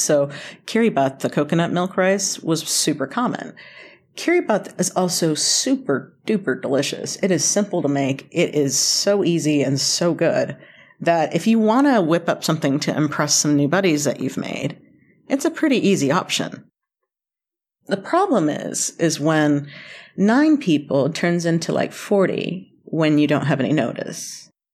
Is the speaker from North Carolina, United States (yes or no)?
yes; North Carolina, United States; also born or lived in Boston; now in Kentucky, United States; I was born in Kentucky, raised in North Carolina, spent eleven years in Boston, came back, uh, to Kentucky about ten years ago